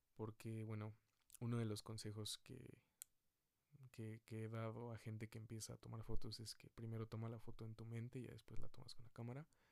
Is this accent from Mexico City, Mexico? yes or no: yes; Mexico City, Mexico; Soy de la Ciudad de México